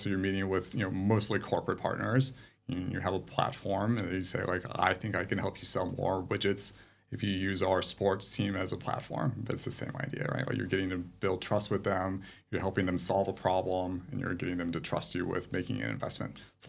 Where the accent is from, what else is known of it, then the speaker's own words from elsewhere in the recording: United States; moved away as an adult; also born or lived in England; now in Sydney, Australia; I am American, perhaps?